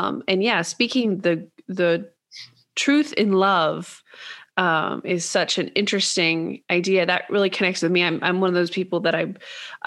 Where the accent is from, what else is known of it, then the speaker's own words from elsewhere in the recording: the South, United States; I'm from the South